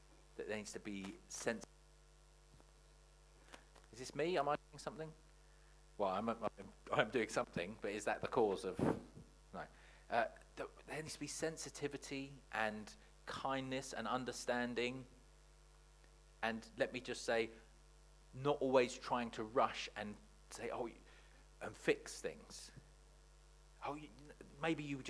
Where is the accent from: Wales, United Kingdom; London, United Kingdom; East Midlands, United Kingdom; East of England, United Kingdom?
East of England, United Kingdom; Watford; I grew up in Watford